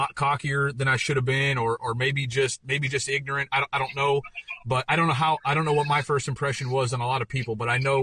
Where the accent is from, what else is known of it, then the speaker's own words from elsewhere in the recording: Pennsylvania, United States; I'm from Pennsylvania, played in Pittsburgh, and never kind of had been out of the area